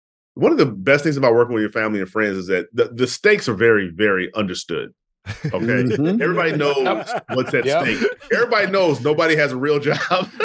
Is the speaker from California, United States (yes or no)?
no; Chicago, Illinois, United States; born or raised there